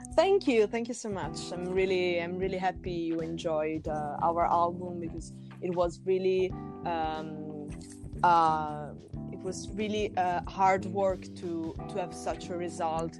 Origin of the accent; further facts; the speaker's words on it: Tuscany, Italy; We are coming from Tuscany